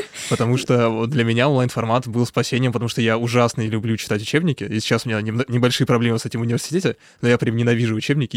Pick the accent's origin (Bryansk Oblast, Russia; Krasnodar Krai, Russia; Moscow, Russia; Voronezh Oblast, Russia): Krasnodar Krai, Russia; Krasnodar; moved away; also born or lived in Saint Petersburg; я тоже из Краснодара